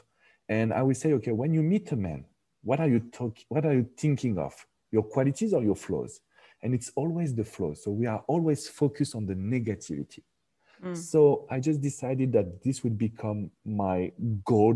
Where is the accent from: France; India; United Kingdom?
France; English is a second language; moved away as an adult; now in United States; I'm from France